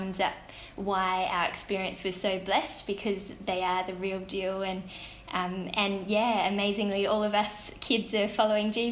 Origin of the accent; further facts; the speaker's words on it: Perth, Western Australia, Australia; I'm from Perth and in WA